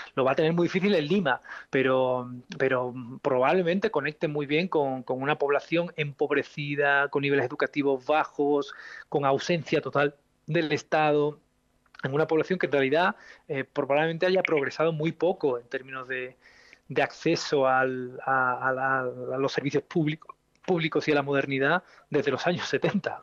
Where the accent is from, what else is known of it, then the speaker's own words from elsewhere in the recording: Spain; moved away; mi país de origen, como España